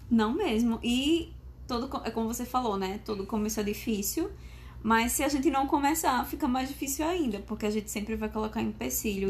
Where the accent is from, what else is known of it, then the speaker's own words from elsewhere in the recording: Maceió, Alagoas, Brazil; sou natural de Maceió, Alagoas, formada em fisioterapia